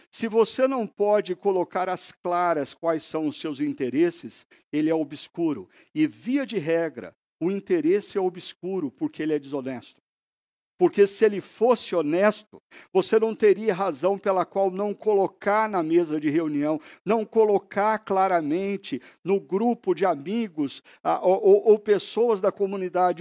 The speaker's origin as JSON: {"language": "Portuguese", "country": "Brazil"}